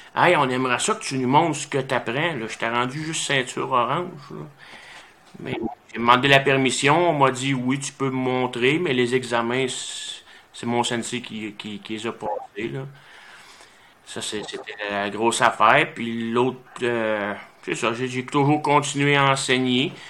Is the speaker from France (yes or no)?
no; Saint-Nazaire, Quebec, Canada; j'étais à Saint-Nazaire dans le coin de Drummondville. J'avais 7 ans quand j'ai commencé les arts martiaux